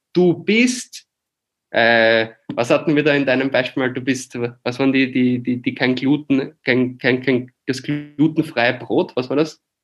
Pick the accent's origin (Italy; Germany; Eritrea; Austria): Austria; moved away as an adult; now in Barcelona, Spain; Ich bin halt ein Österreicher, der im deutschsprachigen Bereich aufgewachsen ist